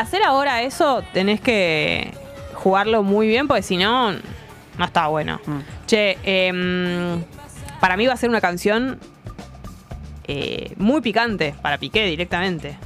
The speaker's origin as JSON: {"language": "Spanish", "region": "Buenos Aires", "country": "Argentina", "accent": "porteña", "said": "nuestra tonada porteña"}